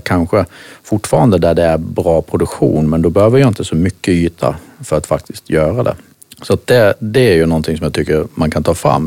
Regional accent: Halmstad, Halland County, Sweden; accent: Halland dialect; moved away as an adult; also born or lived in Denmark; hallänning som ni säkert hör, det här med dialekter. Eh, tog väl min barn, jag uppfödd på eh, ett större gård som heter Spellingsholm precis utanför Halmstad

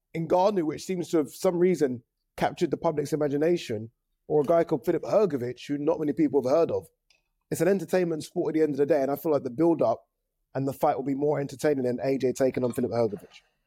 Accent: Nigeria; as a Nigerian

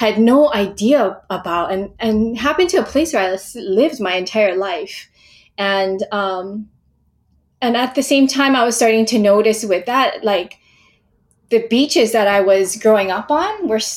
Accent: Hawaii, United States; I was born and raised in Hawaii, and I spent a lot of time near the ocean growing up

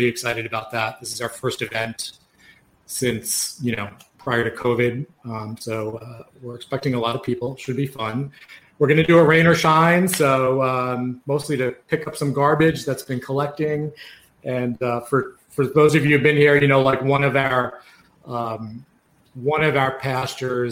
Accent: Yonkers, New York, United States; we're both from Yonkers

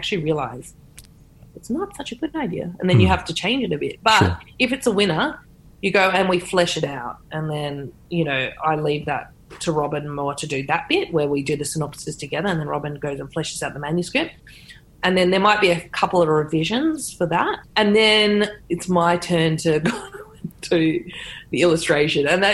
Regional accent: Sydney, New South Wales, Australia; also born or lived in Redfern, Sydney; I grew up on the North Shore

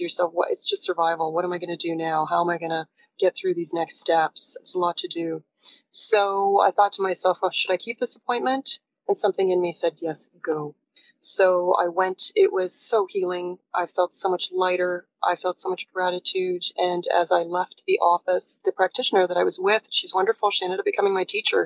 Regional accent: Toronto, Ontario, Canada; I am from Toronto. I am talking to you today from Toronto.

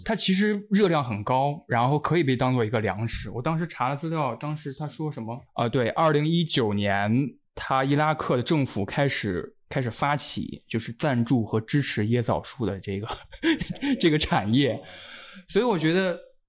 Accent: China; 当然我是一个中国人，一个亚洲人的身份

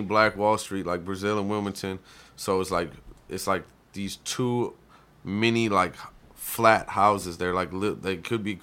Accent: Canada; moved away; I was from Canada.

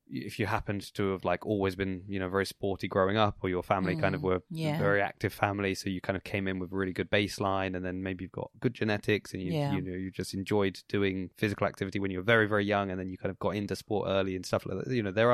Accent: Southampton, South East England, United Kingdom; born or raised there

